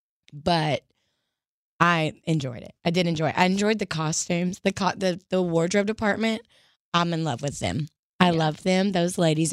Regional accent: Georgia, United States; I'm from Georgia

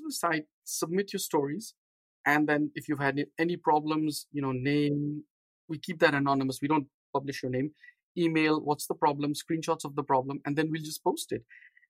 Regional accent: Nairobi, Kenya; also born or lived in India / London; now in San Diego, United States; So we were very little when we moved from India to Africa. I grew up in Nairobi, Kenya.

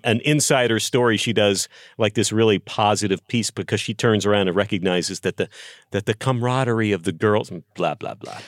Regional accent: Texas, United States; moved away; I grew up in Texas.

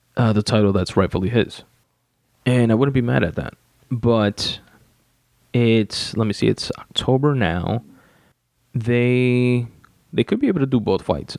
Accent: New York City, New York, United States; 111th Street, the street that I grew up on in Richmond Hill, Queens, New York

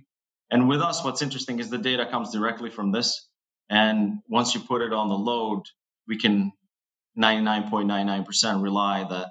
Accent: Kosovo; now in Boston, United States; I'm originally from Kosovo, which is, I'm Albanian

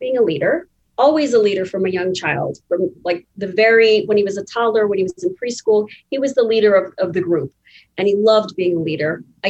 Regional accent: India; I'm Indian, my husband's Italian.

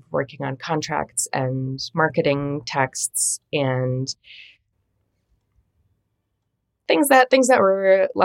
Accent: Minnesota, United States; I grew up in Minnesota

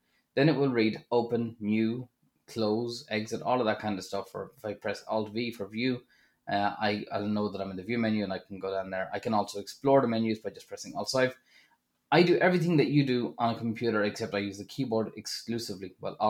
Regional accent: Drogheda, Leinster, Ireland; So when I went to Dublin, I was coming from Drogheda

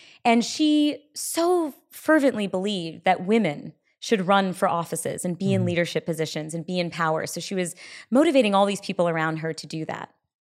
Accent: India; And then, you know, now I'm fiercely proud to be Indian.

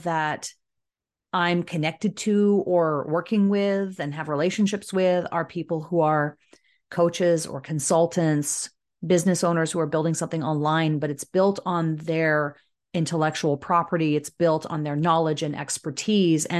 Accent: Canada; also born or lived in Southern Ontario; As a Canadian

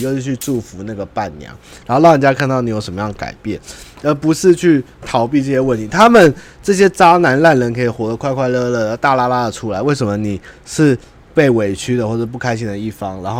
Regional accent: Taiwan; 都是我们台湾人的历史共业

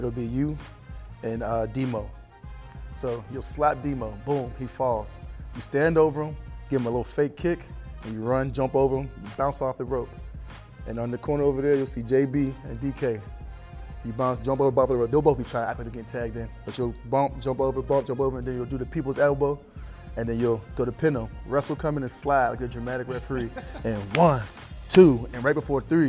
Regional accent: Pittsburgh, Pennsylvania, United States; moved away; also born or lived in Lubbock / Dallas; I'm from Pittsburgh

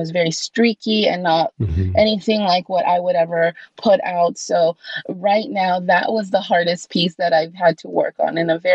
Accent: Los Angeles, California, United States; also born or lived in Covina, California; I did grow up in California. I actually grew up in Los Angeles. I lived there until I was 14 years old

